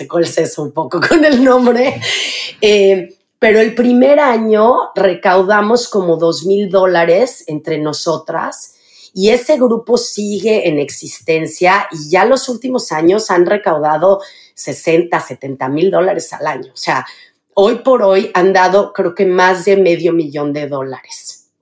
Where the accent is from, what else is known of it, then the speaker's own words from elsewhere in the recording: Mexico City, Mexico; moved away as an adult; Yo nací en la Ciudad de México em, y viví los primeros 25 años de mi vida en la Ciudad de México.